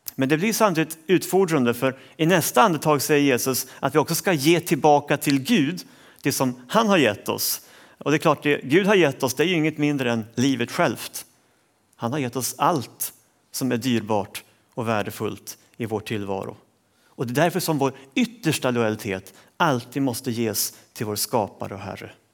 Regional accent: Sweden; jag som svensk

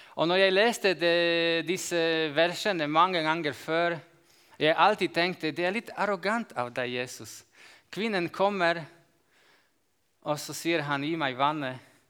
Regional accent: Slovakia; Norwegian is a second language; Jeg kommer fra Slovakia, og jeg bor i jordbruksområdet. Jeg bor i Øst-Slovakia

